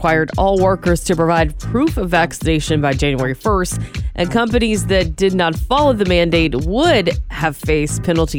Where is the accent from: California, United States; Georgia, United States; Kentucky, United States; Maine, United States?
Georgia, United States; now in Santa Rosa, United States; I'm from Georgia where it rains, so we don't experience drought.